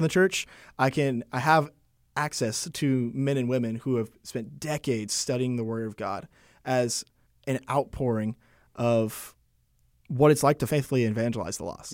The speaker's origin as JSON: {"language": "English", "town": "Arlington", "region": "Texas", "country": "United States", "tie": "born or raised there", "moved": "as an adult", "lives_now": "Wake Forest, United States", "said": "I'm originally from Arlington, Texas. I was born and raised there"}